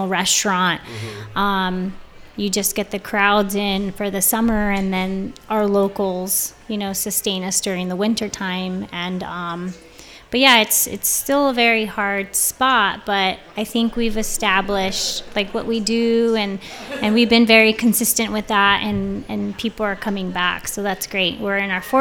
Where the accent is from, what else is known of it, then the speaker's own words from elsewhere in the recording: Bonita, California, United States; I grew up in Bonita in South Bay